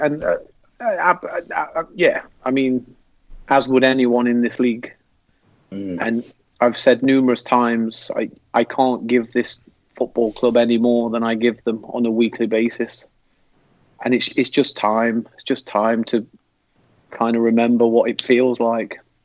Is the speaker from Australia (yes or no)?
no; England, United Kingdom; moved away; as an English football fan